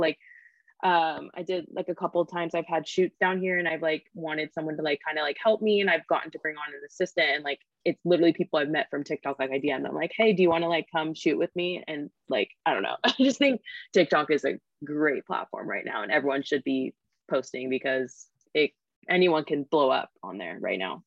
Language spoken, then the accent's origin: English; Sacramento, California, United States; moved away as an adult; now in Los Angeles, United States; I grew up in Sacramento. So I just moved